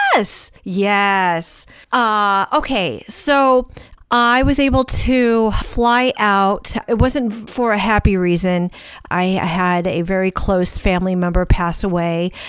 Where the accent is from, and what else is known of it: St. Louis, Missouri, United States; born or raised there; moved away